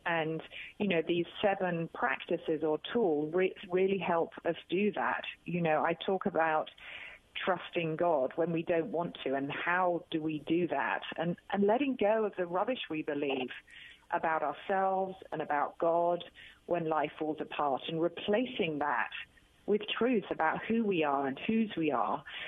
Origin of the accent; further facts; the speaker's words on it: United Kingdom; accent: British; I'm a Brit.